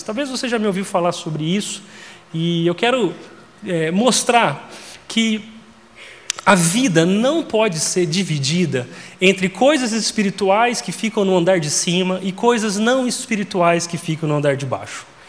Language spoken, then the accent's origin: Portuguese; interior of Minas Gerais, Brazil; eu sou mineiro do interior de Minas